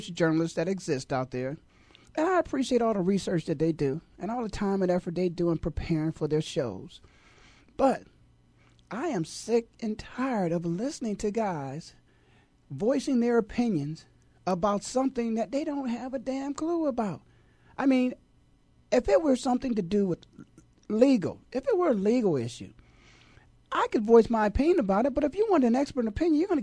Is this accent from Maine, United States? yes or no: no; Canton, Ohio, United States; I've born and raised in Canton, Ohio.